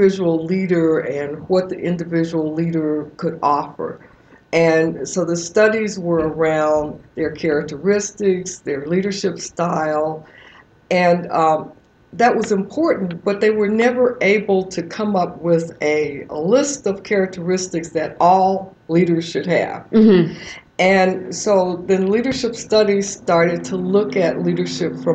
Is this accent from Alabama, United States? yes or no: yes; Birmingham, Alabama, United States; growing up in Birmingham, Alabama